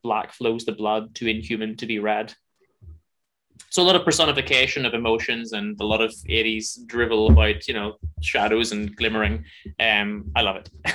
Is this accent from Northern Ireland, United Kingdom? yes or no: yes; Northern Ireland, United Kingdom; I'm from Northern Ireland